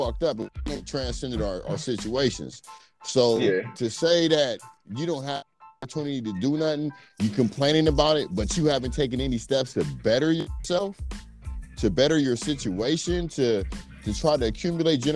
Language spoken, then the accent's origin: English; Ohio, United States; I'm from Ohio. We border Kentucky and West Virginia.